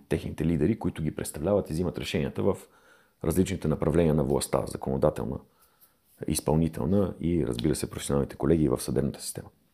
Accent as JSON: {"language": "Bulgarian", "country": "Bulgaria", "said": "ние като българи, като народ"}